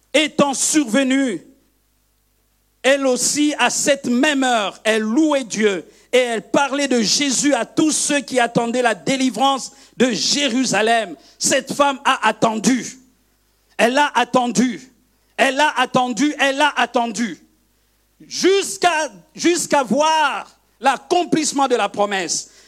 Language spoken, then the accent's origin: French; Kivu, DR Congo; now in Brussels, Belgium; je viens du Kivu, mes parents sont du Kivu, on est les Bashi